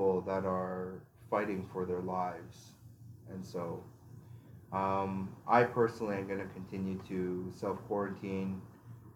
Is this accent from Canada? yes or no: yes; Canada